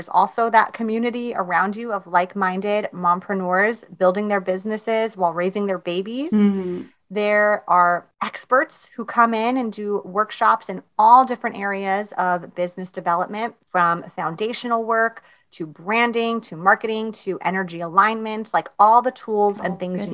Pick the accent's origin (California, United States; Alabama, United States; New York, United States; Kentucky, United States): New York, United States; I'm from New York.